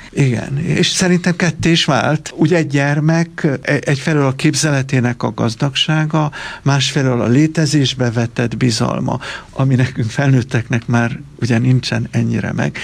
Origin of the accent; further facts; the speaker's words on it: Romania; Én tulajdonképpen az anyanyelvemet együtt tanultam a románnal